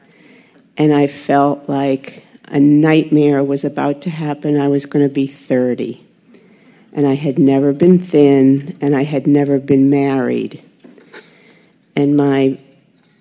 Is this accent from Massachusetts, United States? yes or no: yes; Lexington, Massachusetts, United States; also born or lived in Florida; I grew up in Lexington, Mass